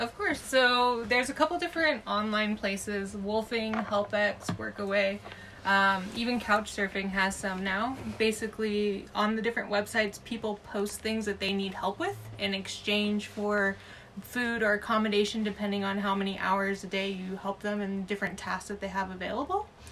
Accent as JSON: {"language": "English", "region": "Southern California", "country": "United States", "moved": "as an adult", "said": "Had three years away from the States, where originally I'm from Southern California"}